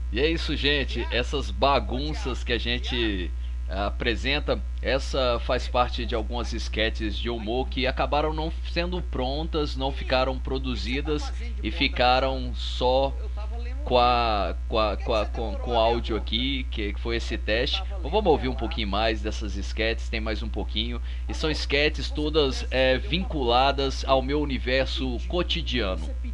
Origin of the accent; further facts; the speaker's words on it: Várzea da Palma, Minas Gerais, Brazil; moved away; eu sou do norte de Minas. Sou do norte de Minas, uma cidade ali perto de Montes Claros. E se chama Várzea da Palma